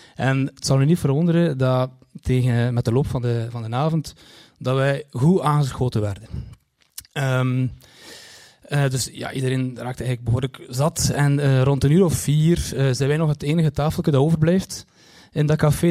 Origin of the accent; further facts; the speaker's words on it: Kortrijk, Flanders, Belgium; ik kom uit Kortrijk